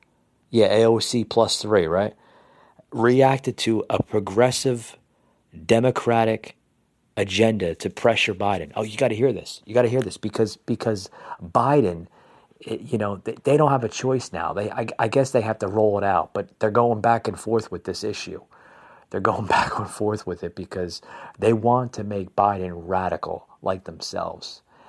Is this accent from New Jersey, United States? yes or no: yes; New Jersey, United States; I'm born and raised in New Jersey. Okay, I'm a New Jersey native.